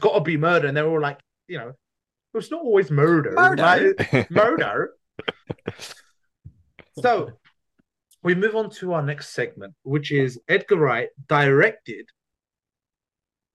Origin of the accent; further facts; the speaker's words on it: London, United Kingdom; moved away as an adult; now in Scotland, United Kingdom; I'm born as a Londoner, but I am like culturally a Turkish Cypriot. So I've had like a very city upbringing and exposure with the backdrop of village life.